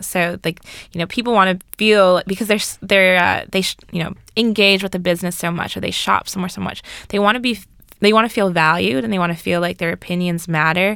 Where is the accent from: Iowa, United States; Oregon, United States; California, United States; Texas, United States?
California, United States; Orange County; moved away as an adult; also born or lived in Berkeley, California / Washington, D.C.; I'm originally from Orange County, California, so I'm far from home.